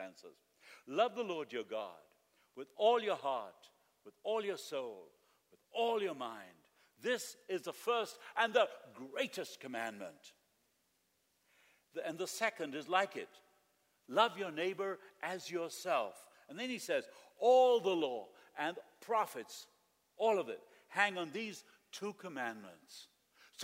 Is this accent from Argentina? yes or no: yes; Argentina; moved away; I lived in Argentina